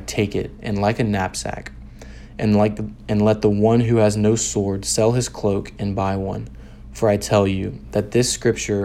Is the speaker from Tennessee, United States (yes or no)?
yes; Memphis, Tennessee, United States; I'm a junior from Memphis, Tennessee